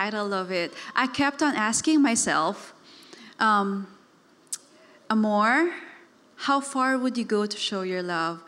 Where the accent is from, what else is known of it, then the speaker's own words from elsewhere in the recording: Davao City, Davao Region, Philippines; moved away; I was raised in Davao. It's a city in the southern part of the Philippines